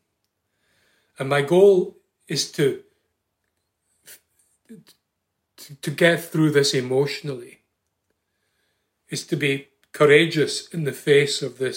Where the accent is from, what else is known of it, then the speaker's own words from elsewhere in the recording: Scotland, United Kingdom; now in Ireland; I come from Scotland originally